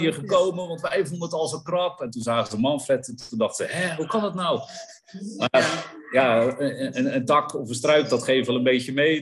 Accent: Netherlands; als Nederlander

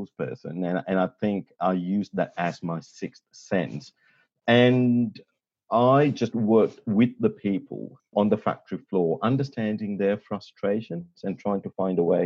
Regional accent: Sri Lanka; accent: a little bit of a British accent; moved away as an adult; now in Australia; I'm pretty much born and bred in Sri Lanka and came here to do my undergrad. And that was 25 years ago

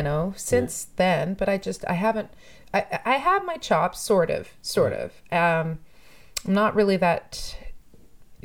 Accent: Toronto, Ontario, Canada; I grew up in Toronto. I grew up all around Toronto. Yeah, I'm one of those people who actually grew up here.

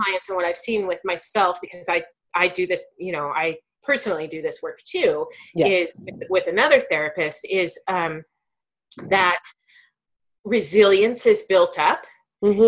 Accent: United States; as a white person growing up in the United States

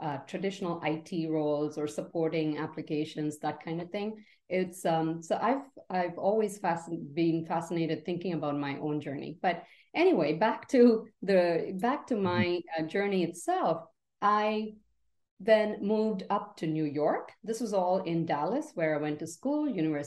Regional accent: Mumbai, Maharashtra, India; moved away as an adult; now in United States; I grew up in India, in the beautiful city of Mumbai

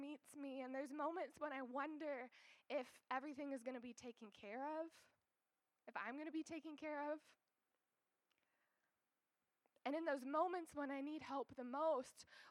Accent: Iowa, United States; moved away as an adult; also born or lived in Canada / Kenya / Atlanta, Georgia; now in Altoona, United States; I grew up in Iowa

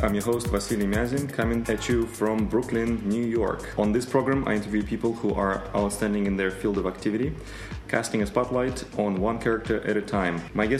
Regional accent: Russia; English is a second language; I think it's the first episode I am talking to another fellow Russian in English

